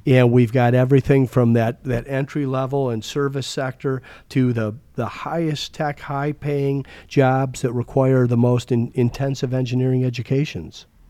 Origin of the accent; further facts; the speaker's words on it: Toledo, Ohio, United States; also born or lived in Chicago; now in Arizona, United States; I grew up in Toledo, but I, my career took me all over the, or many places in the country.